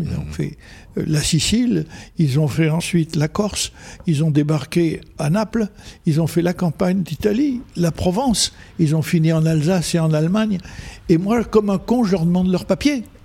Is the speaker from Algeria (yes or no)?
yes; Algeria; first language Arabic; French is a second language; moved away; also born or lived in United States / France; quand j'étais gosse, 4 ans, 5, 6 ans. Mhm. Je jouais dans le bled et ma première langue, c'était l'arabe avec mes petits copains.